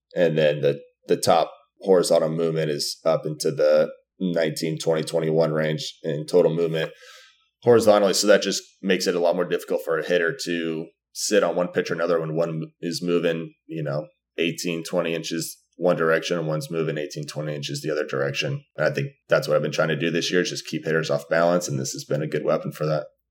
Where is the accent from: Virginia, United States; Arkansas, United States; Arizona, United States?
Arizona, United States; growing up in Arizona